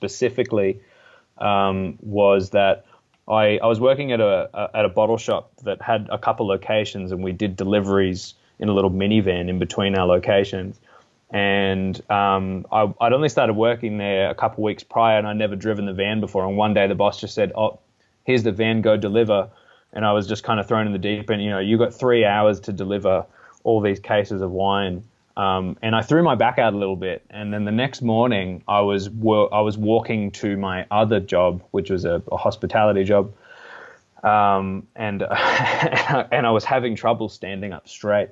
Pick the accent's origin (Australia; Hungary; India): Australia; Blue Mountains, New South Wales; also born or lived in Melbourne, Australia; I grew up in the lower Blue Mountains, which is only about an hour from Sydney